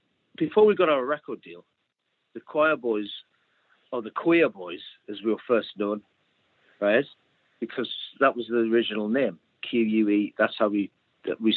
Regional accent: Newcastle upon Tyne, North East England, United Kingdom; Newcastle, my hometown

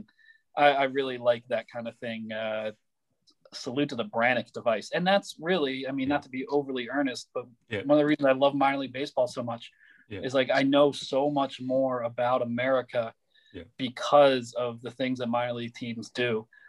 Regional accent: Philadelphia, Pennsylvania, United States; growing up in Philadelphia

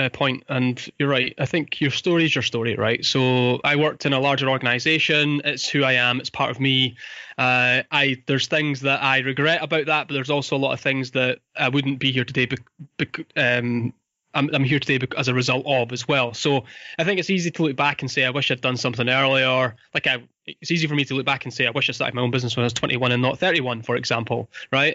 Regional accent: Fife, Scotland, United Kingdom; I grew up in Fife. I went to school here.

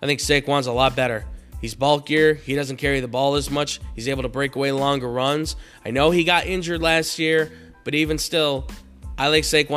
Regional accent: Chicago, Illinois, United States; My hometown team, Chicago Bears

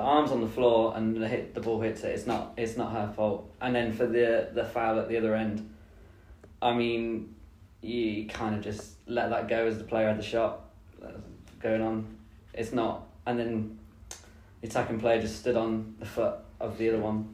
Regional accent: Leicester, East Midlands, United Kingdom; I'm from Leicester.

